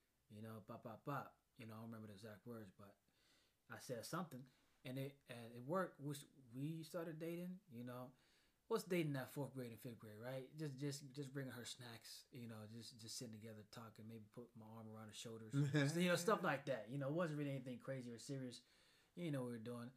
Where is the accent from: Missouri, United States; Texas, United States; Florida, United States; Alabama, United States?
Florida, United States; Pine Hills; I come from Pine Hills, Hiawassee, you know, that's where you fight for a juice box